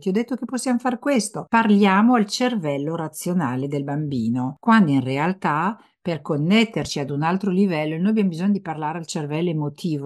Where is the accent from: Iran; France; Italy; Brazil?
France; moved away; io sono nata in Francia